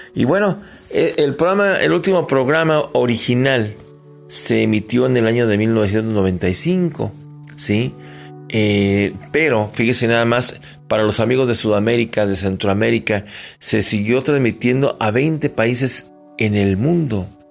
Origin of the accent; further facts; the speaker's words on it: Mexico; nosotros como mexicanos